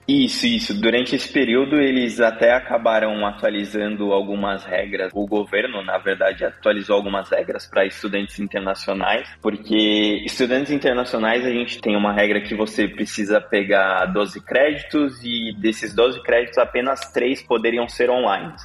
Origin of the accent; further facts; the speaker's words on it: São Paulo, Brazil; moved away as an adult; now in Texas, United States; eu sou de São Paulo, capital. Morei a vida, praticamente a vida toda na Zona Norte, São Paulo